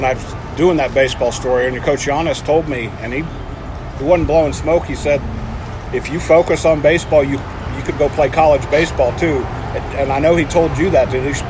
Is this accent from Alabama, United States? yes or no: no; Kansas, United States; I grew up in Kansas.